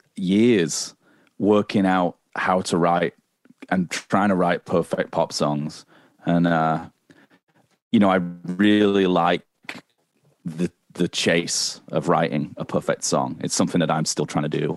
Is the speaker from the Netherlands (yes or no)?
no; United Kingdom; moved away as an adult; now in Canada; I'm British, so it's not really in our cultural kind of canon like it is here